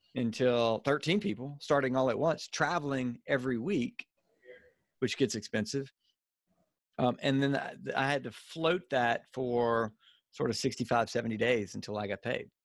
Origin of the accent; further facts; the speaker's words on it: Louisiana, United States; accent: Cajun redneck; now in Birmingham, United States; I'm in Birmingham and from, so I've, uh, from Louisiana, so I've got like a, a, uh, a, a, a, a Cajun redneck accent